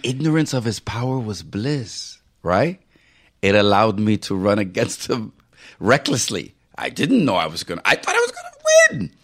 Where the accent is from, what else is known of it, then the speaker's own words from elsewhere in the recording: Chicago, Illinois, United States; moved away; also born or lived in Puerto Rico; a Puerto Rican kid growing up in Chicago